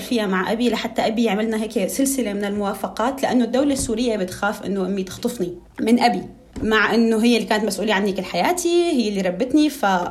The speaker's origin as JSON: {"language": "Arabic", "town": "Tartus", "region": "Tartus Governorate", "country": "Syria", "also_born_or_lived": "Damascus, Syria", "moved": "as an adult", "lives_now": "Paris, France", "said": "انا علويه من طرطوس"}